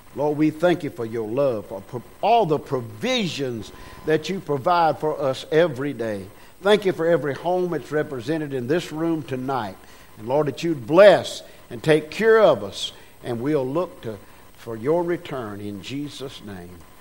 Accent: United States; I was born in America

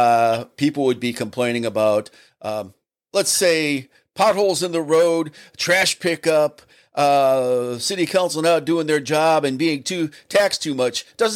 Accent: Hinckley, Ohio, United States; now in Rittman, United States; I grew up in Hinckley, and I went to Highland High School

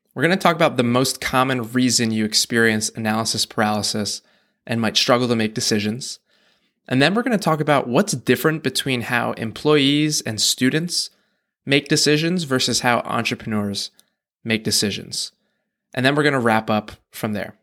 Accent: United States; we grew up in the American school system

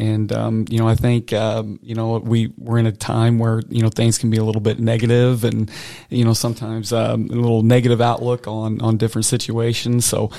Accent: Nauvoo, Illinois, United States; where I grew up in Nauvoo, Illinois, we had a really strong basketball program

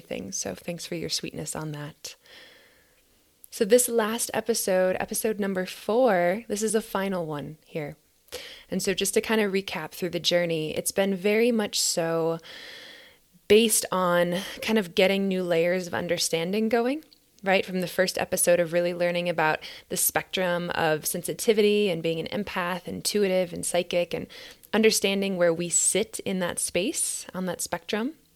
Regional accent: Minnesota, United States; now in Boulder, United States; my home state of Minnesota

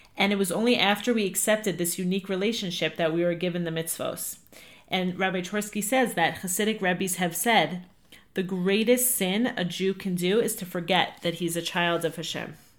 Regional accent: Five Towns, New York, United States; moved away as an adult; also born or lived in Atlanta, Georgia; I'm from the Five Towns

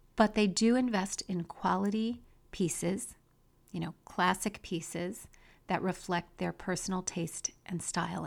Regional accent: United States; we as American women

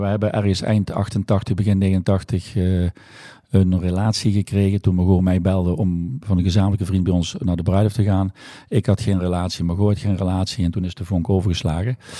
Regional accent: Valkenburg, Limburg, Netherlands; also born or lived in Rotterdam; Ik ben eh, geboren en getogen in Valkenburg

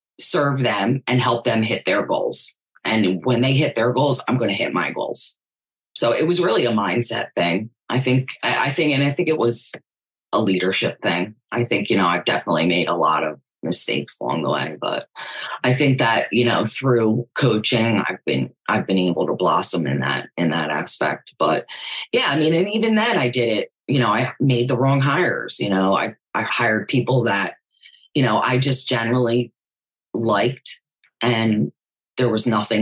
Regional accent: Philadelphia, Pennsylvania, United States; moved away; also born or lived in Jersey Shore, New Jersey; I'm originally from Philadelphia

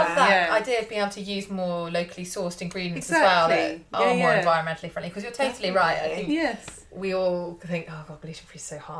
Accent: Somerset, South West England, United Kingdom; now in London, United Kingdom; London, yeah. Yeah, but I'm from Somerset originally.

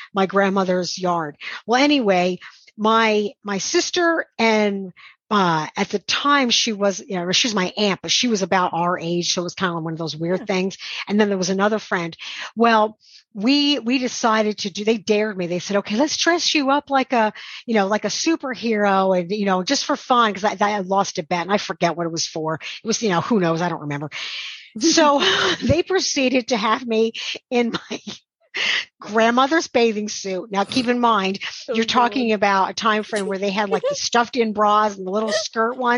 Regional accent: Shawangunk Mountains, New York, United States; I grew up in the Shawanga Mountains

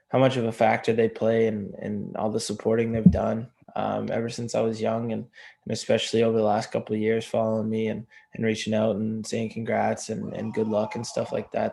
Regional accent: near Cape Breton, Nova Scotia, Canada; I grew up not far from where they played there.

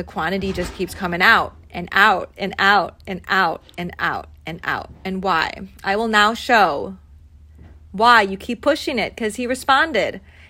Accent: United States; And I'm American, so I'm sorry.

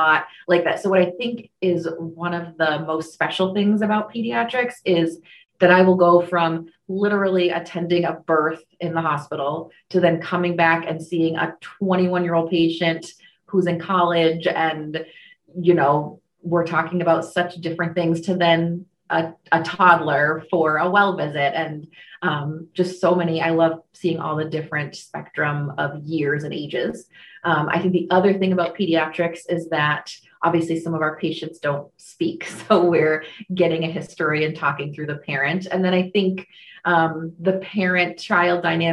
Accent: Vermont, United States; also born or lived in New Jersey / St. Johnsbury, Vermont / Rutland, Vermont; I was born in New Jersey, but I'm a Vermonter. I moved here when I was 4 months old

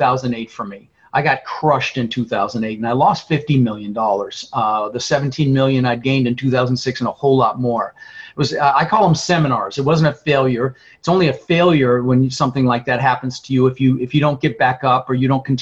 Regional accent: Denver, Colorado, United States; born or raised there; also born or lived in Netherlands

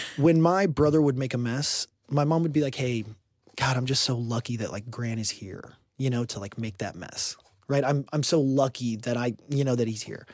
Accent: Houston, Texas, United States; I grew up in Houston, Texas

